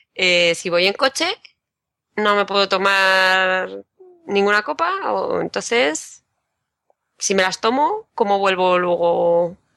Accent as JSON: {"language": "Spanish", "town": "Madrid", "region": "Community of Madrid", "country": "Spain", "said": "yo de Madrid"}